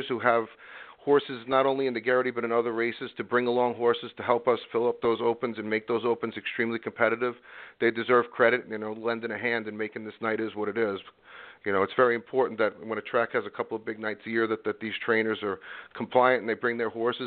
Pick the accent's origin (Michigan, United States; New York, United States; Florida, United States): New York, United States; New York City; moved away as an adult; now in Saratoga, United States; I grew up in Brooklyn, and I spent a lot of time in city life